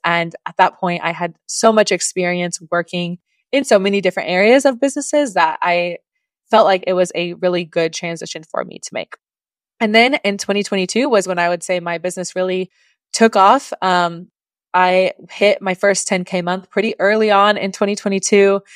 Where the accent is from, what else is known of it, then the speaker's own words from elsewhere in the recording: Oklahoma, United States; moved away; originally, I am from Oklahoma in the US, that is above Texas